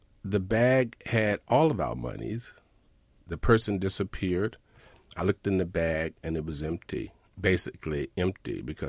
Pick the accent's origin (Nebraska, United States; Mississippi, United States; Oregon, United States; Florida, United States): Mississippi, United States; moved away as an adult; now in New York City, United States; I'm from Mississippi.